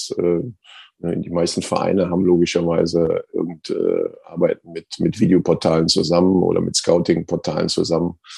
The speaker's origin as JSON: {"language": "German", "town": "Cologne", "region": "North Rhine-Westphalia", "country": "Germany", "said": "ja gut, ich, bin, ich, ich, bin, Kölner, also von daher."}